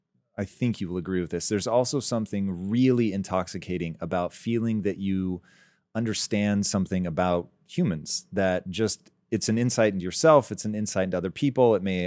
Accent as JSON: {"language": "English", "town": "Tacoma", "region": "Washington", "country": "United States", "tie": "born or raised there", "said": "I was raised in Tacoma."}